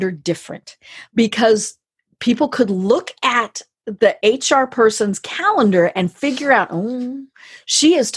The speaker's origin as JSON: {"language": "English", "region": "Colorado", "country": "United States", "said": "I'm from Colorado"}